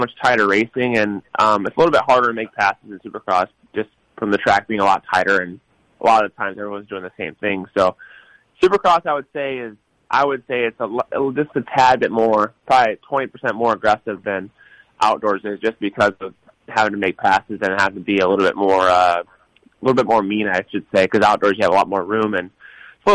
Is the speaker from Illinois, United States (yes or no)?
yes; Illinois, United States; I grew up in Illinois, which raced a lot of mud and a lot of different types of dirt